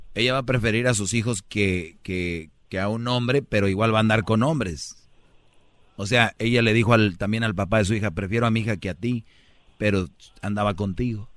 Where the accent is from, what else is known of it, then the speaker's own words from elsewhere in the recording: Monterrey, Nuevo León, Mexico; como buen regio